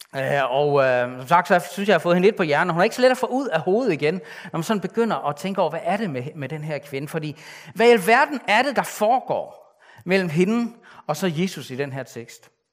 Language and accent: Danish; Denmark; mig, der er født som, som ikke-jøde, som, som en dansker